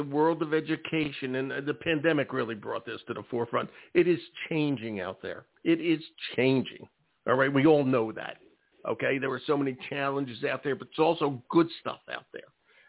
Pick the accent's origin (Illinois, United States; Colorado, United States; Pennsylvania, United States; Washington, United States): Pennsylvania, United States; Philadelphia; moved away; I'm from Philadelphia originally